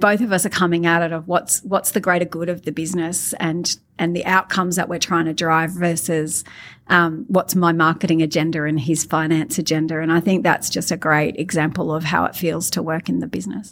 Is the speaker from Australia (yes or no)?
yes; Australia; I'm Australian bogan.